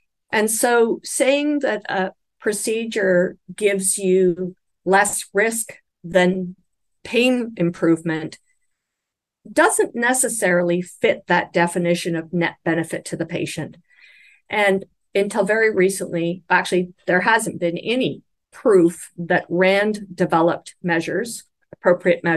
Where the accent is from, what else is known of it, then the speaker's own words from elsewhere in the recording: Canada; I'm speaking as a Canadian